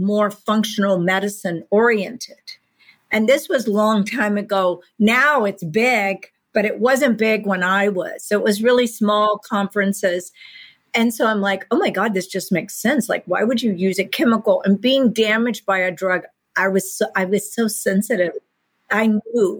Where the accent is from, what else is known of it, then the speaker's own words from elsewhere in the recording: Texas, United States; I grew up in Texas